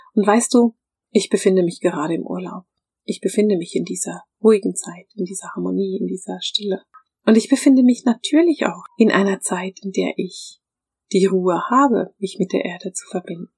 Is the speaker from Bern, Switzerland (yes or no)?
yes; Bern, Switzerland; ich bin in Bern aufgewachsen